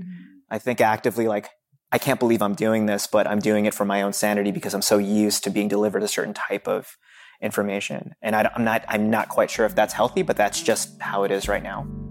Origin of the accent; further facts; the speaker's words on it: Philippines; I'm Filipino